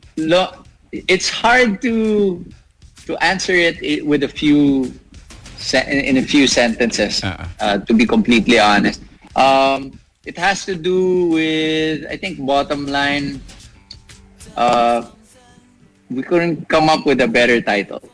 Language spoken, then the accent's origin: English; Laguna, Calabarzon, Philippines; moved away as an adult; now in Pasig, Philippines; I'm originally from Laguna, but I stay in the city for work